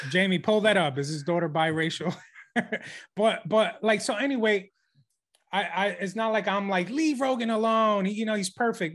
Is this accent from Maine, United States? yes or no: no; New York, United States; we're from New York